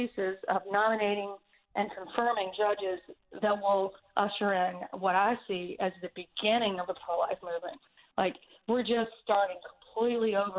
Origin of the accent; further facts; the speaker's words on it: the South, United States; I'm totally from the South